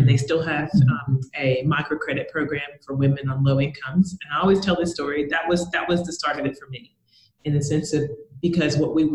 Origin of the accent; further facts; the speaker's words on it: United States; moved away as an adult; now in Australia; I came to Australia, so I'm American. I came to Australia to take on a sales manager job.